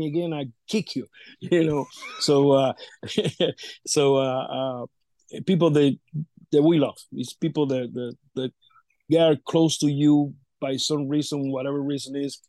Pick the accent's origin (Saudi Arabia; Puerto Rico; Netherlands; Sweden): Puerto Rico; Vega Alta; my hometown, Vega Alta. I'm from Vega Alta